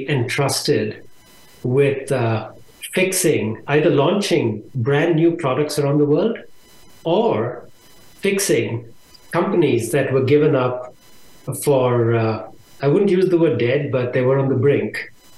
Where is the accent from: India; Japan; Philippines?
India; moved away as an adult; now in Austin, United States; I was born in India, and I lived there for a little over 23 years